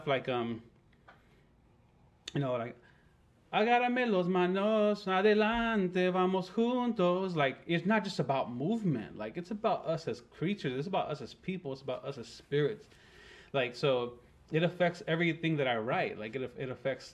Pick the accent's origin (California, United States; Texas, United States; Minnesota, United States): Texas, United States; hometown near Lake Amistad, towards El Paso; in my hometown